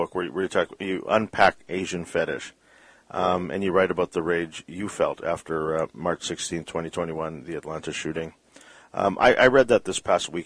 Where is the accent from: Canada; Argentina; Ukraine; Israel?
Canada; Vancouver, British Columbia; we're from Vancouver